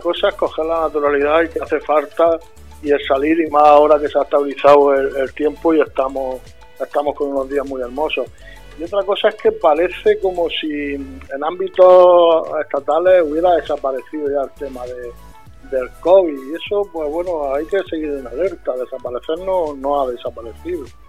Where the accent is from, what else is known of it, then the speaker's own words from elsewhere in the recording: Puerto Lumbreras, Region of Murcia, Spain; yo siendo de donde soy, que soy de Puerto Umbrera